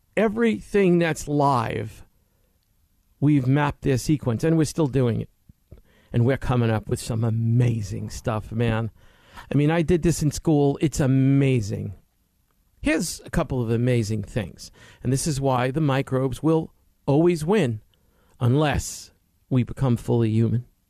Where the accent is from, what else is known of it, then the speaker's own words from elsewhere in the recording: United States; as Americans